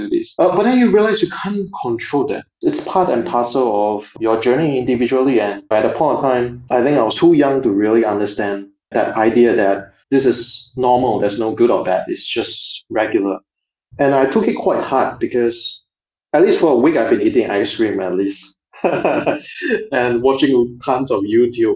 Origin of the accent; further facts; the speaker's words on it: Singapore; growing up in Singapore, it's almost like a bubble of sort